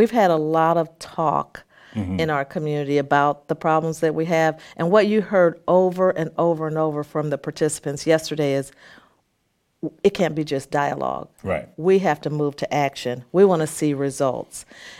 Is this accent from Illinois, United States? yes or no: yes; Peoria, Illinois, United States; And I grew up on Peoria's South Side in the early 60s and 70s when there were 54,000 people that lived in that area.